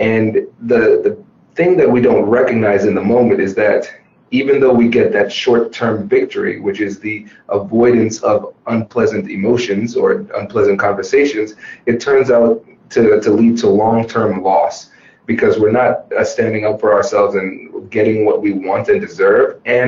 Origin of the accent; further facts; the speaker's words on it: Tiffin, Ohio, United States; accent: Caribbean; so I'm a first generation Caribbean American. Uh-huh. And so what made growing up in Tiffin, Ohio so interesting was that I was pretty much the only black person to be seen